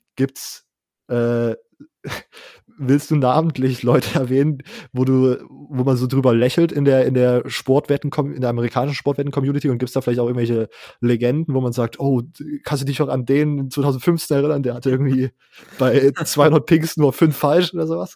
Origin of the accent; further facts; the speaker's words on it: Leipzig, Saxony, Germany; ich komme aus Leipzig, aus so einer größeren Stadt